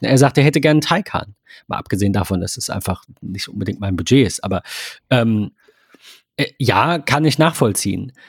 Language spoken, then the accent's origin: German; Germany; ich bin Deutscher und ich spreche Deutsch